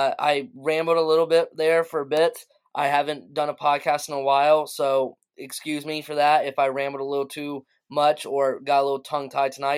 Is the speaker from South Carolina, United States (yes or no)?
yes; Greenville, South Carolina, United States; also born or lived in Charleston, South Carolina; I'm from South Carolina, and for me, like, going from Greenville, where I'm from